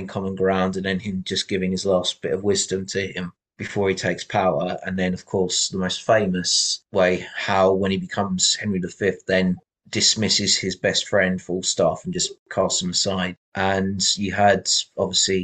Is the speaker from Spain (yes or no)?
yes; Valencia, Valencian Community, Spain; also born or lived in Essex, England; I grew up in Valencia, Spain